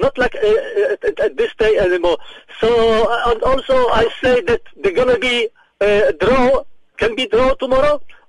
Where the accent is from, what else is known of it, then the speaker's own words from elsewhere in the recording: Cape Town, Western Cape, South Africa; I'm from Cape Town